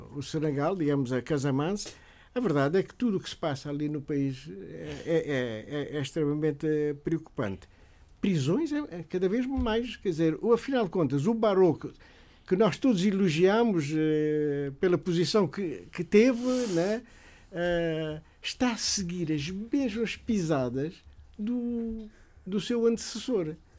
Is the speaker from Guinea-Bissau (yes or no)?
yes; Guinea-Bissau; no país de onde eu sou natural, Guiné-Bissau